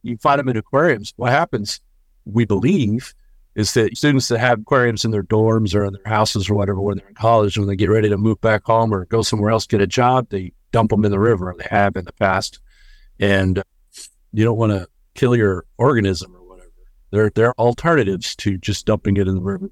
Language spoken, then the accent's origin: English; Dallas, Texas, United States; moved away as an adult; now in San Marcos, United States; I'm originally from the Dallas-Fort Worth area, which is a couple hundred miles up the highway, but I moved down here about six, seven years ago